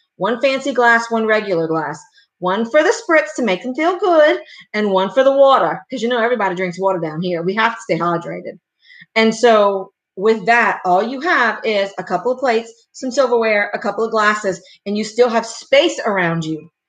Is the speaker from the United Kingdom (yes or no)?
no; Louisiana, United States; I'm from Louisiana. We Cajun